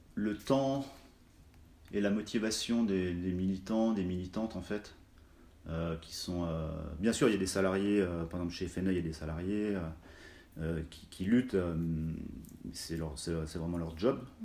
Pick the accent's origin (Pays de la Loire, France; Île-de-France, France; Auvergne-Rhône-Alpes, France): Auvergne-Rhône-Alpes, France; Cluses; je suis originaire de la vallée de l'Arve, de Cluse, qui est située entre euh, Chamonix et Annemasse. Euh, j'ai grandi en Haute-Savoie